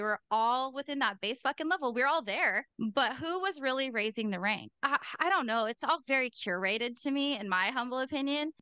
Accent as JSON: {"language": "English", "region": "Pacific Northwest", "country": "United States", "said": "I'm also from the Pacific Northwest. We have no accent over there"}